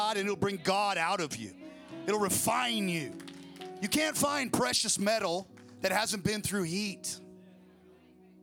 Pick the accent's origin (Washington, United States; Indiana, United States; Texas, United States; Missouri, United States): Washington, United States; Federal Way; also born or lived in Olympia, Washington; now in Idaho, United States; I was born in Federal Way